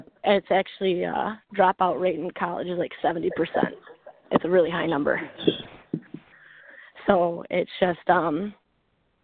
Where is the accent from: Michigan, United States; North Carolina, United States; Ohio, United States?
Michigan, United States; I'm from Michigan